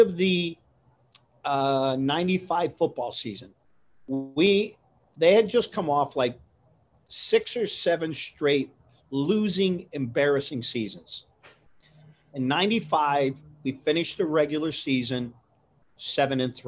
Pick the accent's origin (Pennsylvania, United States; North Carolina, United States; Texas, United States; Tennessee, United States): Pennsylvania, United States; Coal Region; Being raised, born and raised in the Coal Region